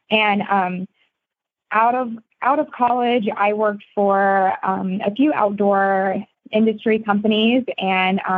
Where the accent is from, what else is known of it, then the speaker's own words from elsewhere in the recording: Georgia, United States; moved away as an adult; now in Iowa, United States; so I am actually from Georgia.